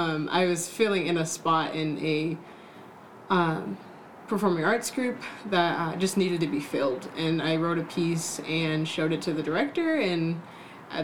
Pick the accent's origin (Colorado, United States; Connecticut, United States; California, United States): California, United States; Southern; I grew up in Southern California